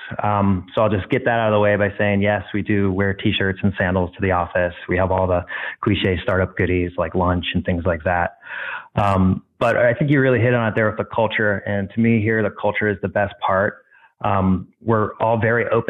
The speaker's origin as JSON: {"language": "English", "town": "Stallings", "region": "North Carolina", "country": "United States", "moved": "yes", "lives_now": "San Francisco, United States", "said": "I'm from Stallings, North Carolina, which is just south of Charlotte, North Carolina. And I'm currently residing and working in San Francisco, California"}